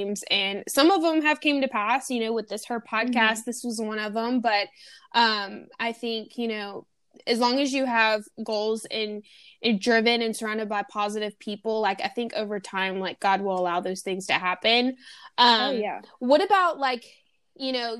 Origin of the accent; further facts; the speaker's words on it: Louisiana, United States; I'm from Louisiana, so I know the countryside of things